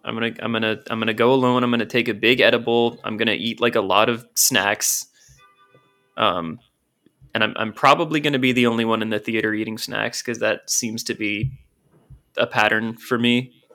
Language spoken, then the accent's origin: English; Portland, United States; I grew up in Portland